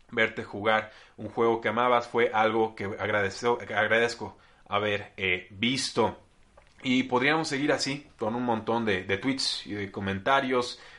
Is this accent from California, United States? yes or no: yes; Los Angeles, California, United States; also born or lived in Tijuana, Mexico / San Diego, United States; Crecí en, eh, bueno, en Tijuana, pero en realidad eh, crecí en Los Ángeles, estuvimos algún tiempo la familia en, San Diego y, estuve allá 10, 11 años